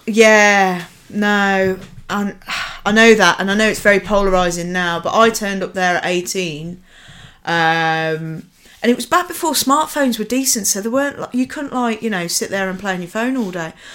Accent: Nuneaton, West Midlands, United Kingdom; moved away; I come from a beautiful sullen town called Nuneaton

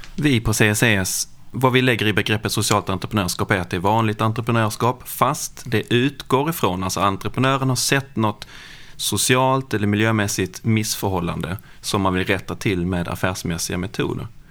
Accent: Lund, Skåne, Sweden; Jag kommer från Lund

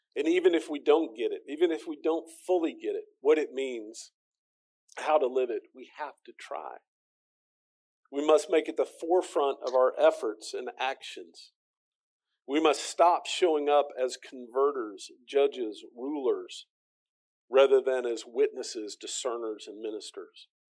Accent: United States; as the American

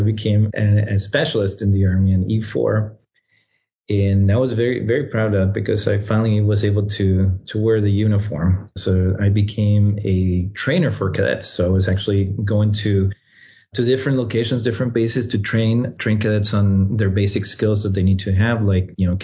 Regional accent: Costa Rica; moved away as an adult; also born or lived in Washington, D.C.; now in United States; I was born and raised in Costa Rica

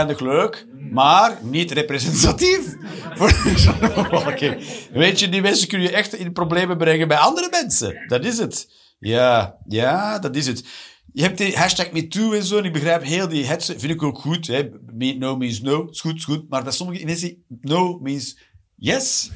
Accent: Flanders, Belgium; also born or lived in Eindhoven, Netherlands; now in Antwerp, Belgium; ik ben een Vlaming natuurlijk

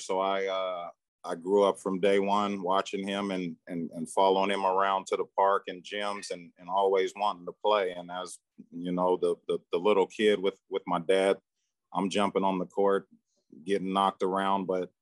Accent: Sacramento, California, United States; moved away as an adult; now in Charlotte, United States; Born and raised in Sacramento, California. So I'm a Cali guy

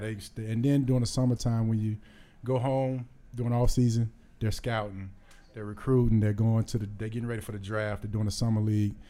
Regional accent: Houston, Texas, United States; moved away; growing up in Houston

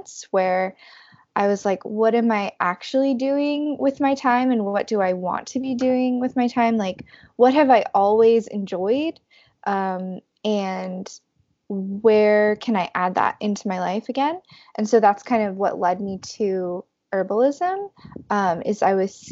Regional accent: Los Angeles, California, United States; moved away as an adult; now in New York City, United States; I am originally from the Valley of Los Angeles, and then I moved to New York for college and have kind of stayed here since then

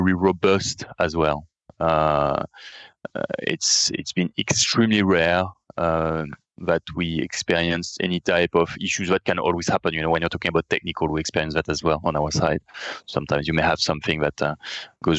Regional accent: France; accent: French; English is a second language; as you understood from my accent, and I mentioned it, we are based in France

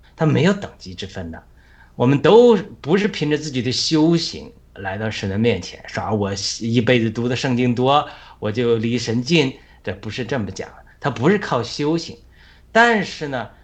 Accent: China; 我们在中国哪，多少穷孩子

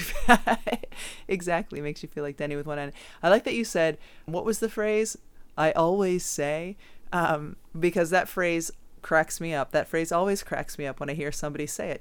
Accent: Southwick, Massachusetts, United States; my hometown of Southwick, Massachusetts

